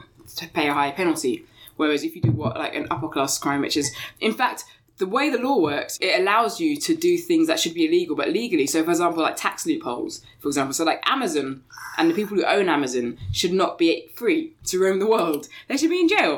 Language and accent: English; Barnet, London, United Kingdom; I was brought up in Barnet